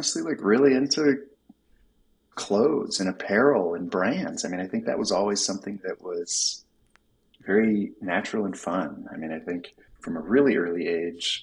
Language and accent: English; Tucson, Arizona, United States; Grew up in Tucson, Arizona